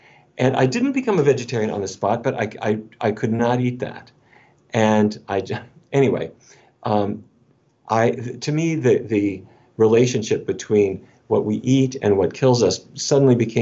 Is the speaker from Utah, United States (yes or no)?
no; North Dakota, United States; moved away as an adult; also born or lived in Minneapolis; I grew up in North Dakota